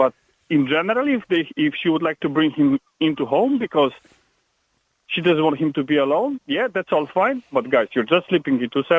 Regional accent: Poland; now in Ireland; I'm Polish.

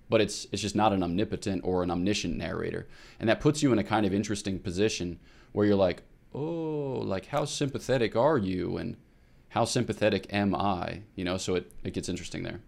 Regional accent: Newtown, Pennsylvania, United States; I'm from Newtown, Pennsylvania, which is thirty-five minutes northeast of Philadelphia

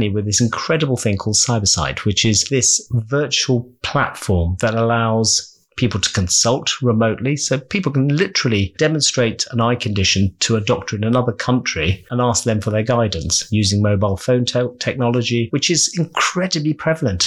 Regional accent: London, United Kingdom; also born or lived in Uganda / Kent; I almost feel so partisan that I am a Londoner.

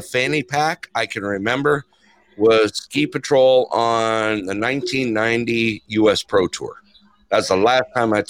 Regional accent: Big Bear Lake, California, United States; I'm originally from Big Bear Lake, California.

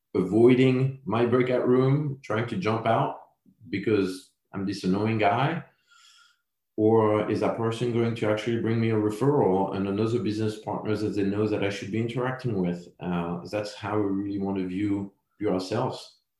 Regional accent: France; accent: French; English is a second language; moved away; my French accent

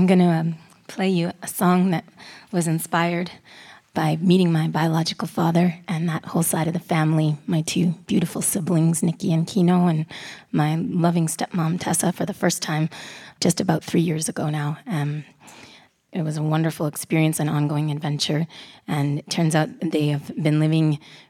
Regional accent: Canada; My mom and her people are Scottish. My dad and his people are Grenadian. I was born and raised in Canada, which makes me a Scottish Grenadian Canadian.

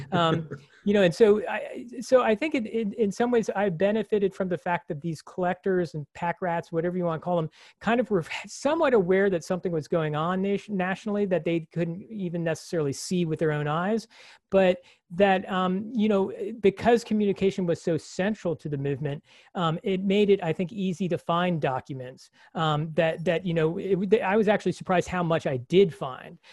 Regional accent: Washington, District of Columbia, United States; moved away as an adult; also born or lived in Ithaca, New York; growing up in Washington, D C's metropolitan area, which is really just a euphemism for suburban sprawl

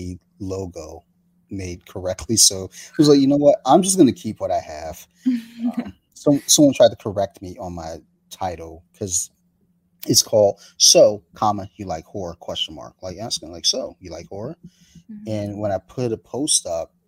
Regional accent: Columbia, Maryland, United States; We grew up in Columbia, Maryland

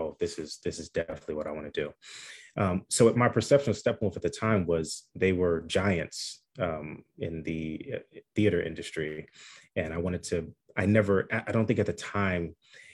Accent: Chicago, Illinois, United States; grew up in Chicago on the South Side

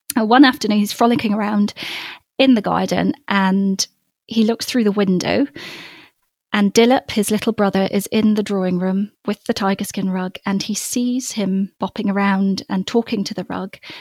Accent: Copperbelt Province, Zambia; we had a grove of um, avocado and mango trees in our garden growing up um, oh. in in Zambia in the copper belt. I was born up in the African bush in a little village. Um, but we moved when I was five

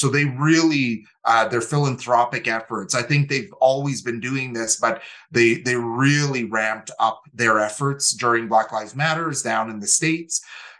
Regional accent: Calgary, Alberta, Canada; also born or lived in Winnipeg; So came from the Métis homeland, but we moved to Calgary in 1985. So I was 9 years old and grew up in Calgary. And for my mother and myself, Calgary is definitely home.

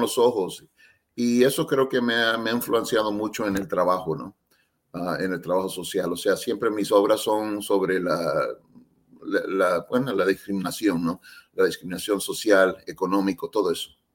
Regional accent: San Francisco, California, United States; also born or lived in El Salvador; no sabía español cuando estaba creciendo en, en, San Francisco, ¿no? Con mis padres

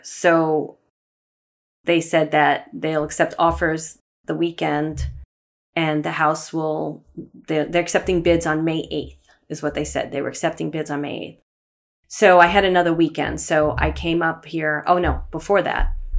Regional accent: New York City, New York, United States; moved away as an adult; also born or lived in Manhattan / Poughkeepsie / Los Angeles / Sherman Oaks; I grew up in Brooklyn, lived in Manhattan.

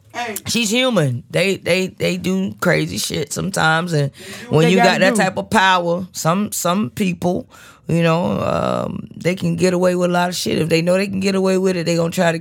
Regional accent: Duval County, Florida, United States; this is …, and I'm signing off from Duval County.

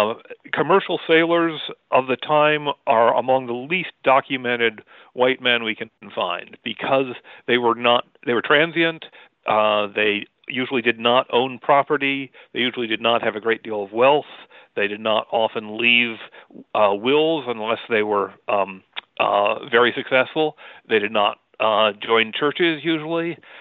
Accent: Middlesex County, Massachusetts, United States; I grew up in Middlesex County, Massachusetts, as in every Middlesex village and farm in Paul Revere's ride. I grew up during the Bicentennial

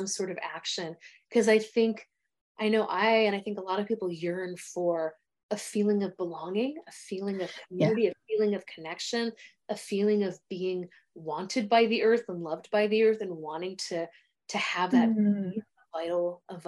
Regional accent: United States; I'm an American

